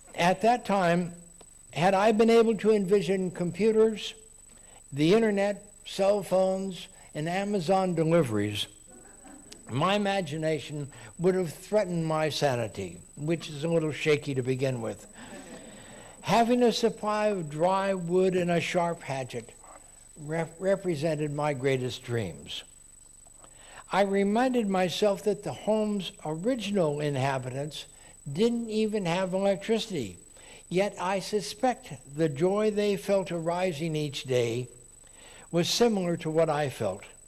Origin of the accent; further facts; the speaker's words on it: Texas, United States; now in Oregon, United States; I grew up in Texas